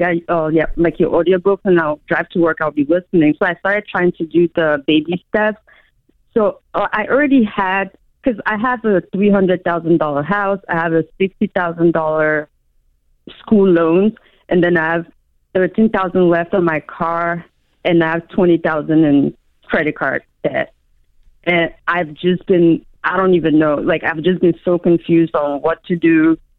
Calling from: Maryland, United States; Hi, no, I'm from Maryland.

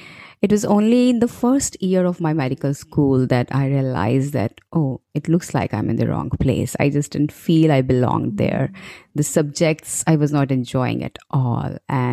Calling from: New Delhi, Delhi, India; I am calling from New Delhi, India

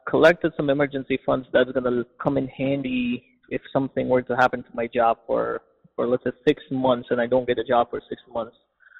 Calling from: Washington, District of Columbia, United States; I'm from Washington, D.C.

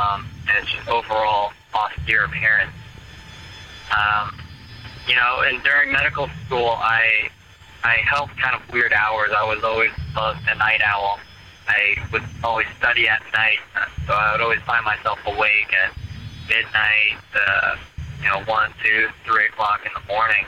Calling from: Philadelphia, Pennsylvania, United States; I'm calling from Philadelphia

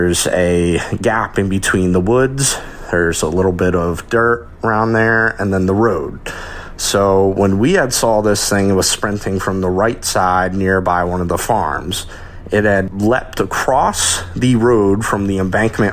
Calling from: Maryland, United States; I'm calling from Maryland

